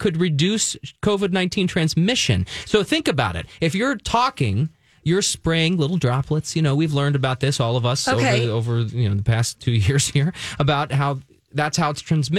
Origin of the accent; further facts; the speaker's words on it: Philadelphia, Pennsylvania, United States; I'm East Coast born and raised